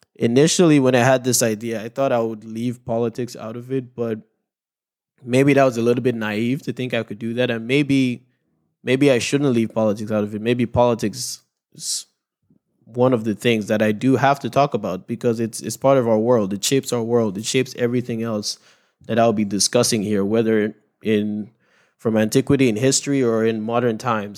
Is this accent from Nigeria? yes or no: yes; Nigeria; moved away; my home country of Nigeria.